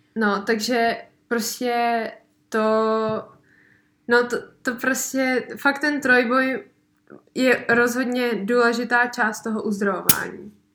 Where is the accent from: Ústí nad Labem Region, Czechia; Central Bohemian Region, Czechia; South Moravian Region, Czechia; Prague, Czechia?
Central Bohemian Region, Czechia; Benešov; tady u nás v Benešově